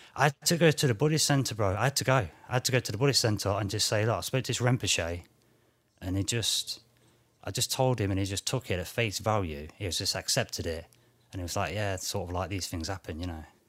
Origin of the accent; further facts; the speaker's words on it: United Kingdom; I'm British